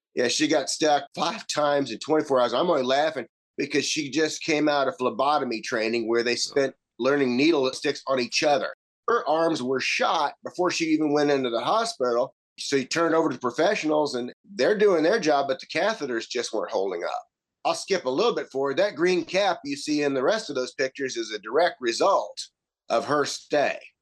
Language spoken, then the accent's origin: English; the South, United States; accent: southern; My southern boy accent